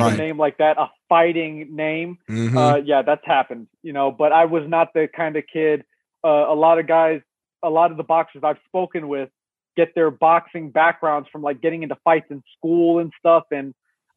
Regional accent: Las Vegas, Nevada, United States; born or raised there; also born or lived in Chicago, Illinois

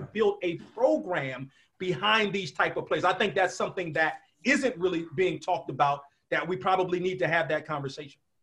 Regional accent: Washington, District of Columbia, United States; I grew up in the Washington area

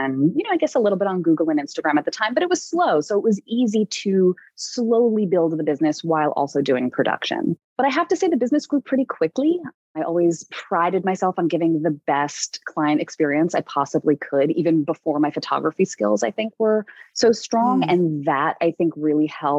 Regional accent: New York City, New York, United States; I'm a New Yorker

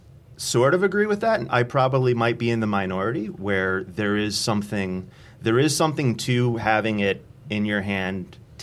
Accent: New Jersey, United States; moved away; I grew up in New Jersey, and my hometown paper was the Courier News.

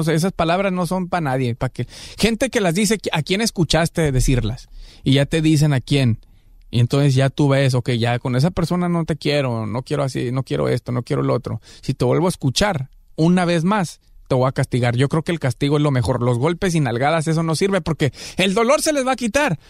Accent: Guadalajara, Jalisco, Mexico; now in Los Angeles, United States; de Guanatos, Colonia Lagos de Oriente

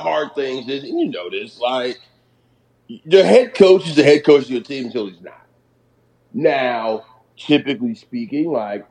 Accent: Atlanta, Georgia, United States; I grew up in the South, man. I grew up in Atlanta.

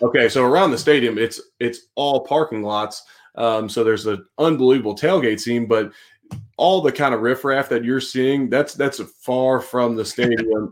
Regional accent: Cincinnati, Ohio, United States; moved away; I'm originally from Cincinnati

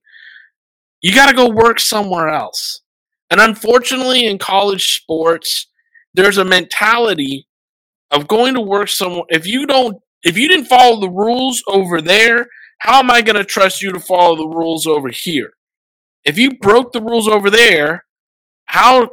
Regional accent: United States; also born or lived in Washington; I'm an American

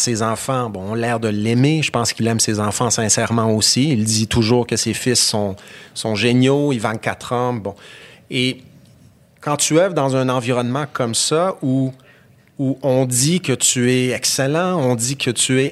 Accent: Alma, Quebec, Canada; je suis né à, Alma, au Lac-Saint-Jean

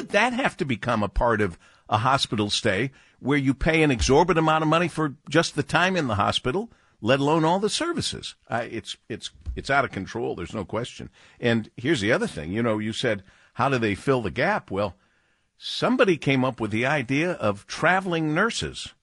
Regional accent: Detroit, Michigan, United States; the beloved W J R for my hometown

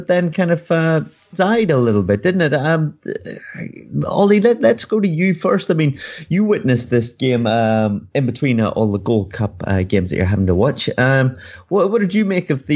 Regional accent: Northern Ireland, United Kingdom; I'm from Northern Ireland

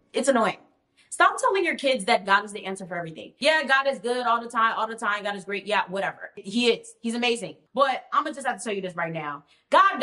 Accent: United States; I'm from America

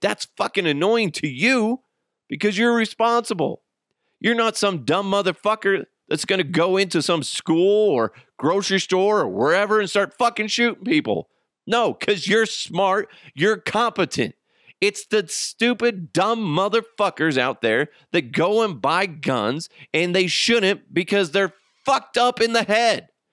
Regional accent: United States

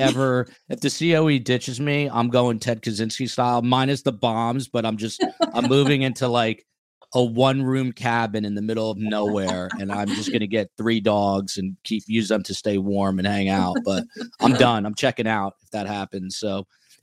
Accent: United States; also born or lived in New York; I'm from New Jersey and New York

